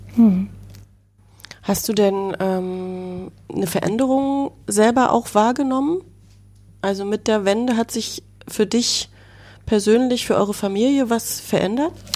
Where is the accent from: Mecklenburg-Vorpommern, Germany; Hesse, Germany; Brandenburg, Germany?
Mecklenburg-Vorpommern, Germany; Schwerin; Jahrgang 80, die Journalistin, geboren in Schwerin, Mecklenburg